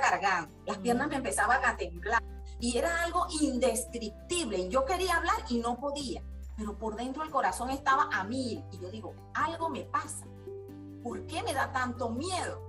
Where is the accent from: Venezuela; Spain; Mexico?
Venezuela; La Asunción, Nueva Esparta; Yo soy de la isla de Margarita, nací en La Asunción, capital del estado Nueva Esparta, venezolana, con raíces andinas y raíces margariteñas